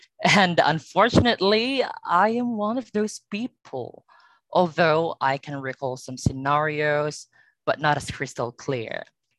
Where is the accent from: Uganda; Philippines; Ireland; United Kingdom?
Philippines; I'm from the Pearl of the Orient Sea, which is the Philippines.